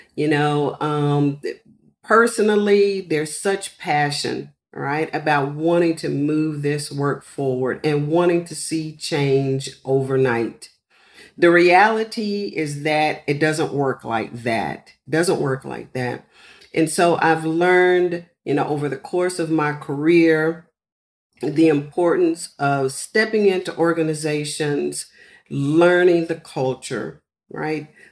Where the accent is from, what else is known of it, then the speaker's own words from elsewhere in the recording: San Antonio, Texas, United States; growing up in San Antonio with a large Hispanic population, um, and then also with military parents